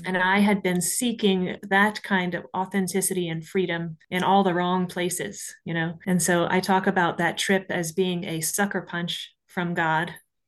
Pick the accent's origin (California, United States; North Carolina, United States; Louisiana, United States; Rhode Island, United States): Louisiana, United States; now in Ireland; Well, I grew up in Louisiana and with a bunch of snakes and alligators.